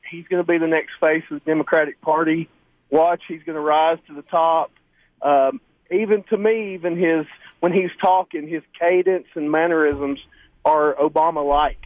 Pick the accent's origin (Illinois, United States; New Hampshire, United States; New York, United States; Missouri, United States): Illinois, United States; Chicago; now in Atlanta, United States; I'm originally from Chicago